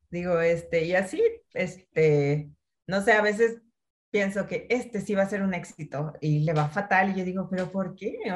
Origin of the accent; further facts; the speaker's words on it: Mexico; la gastronomía es parte de nuestra cultura, o sea, como familias mexicanas o familias latinas y además en un país tan vasto en gastronomía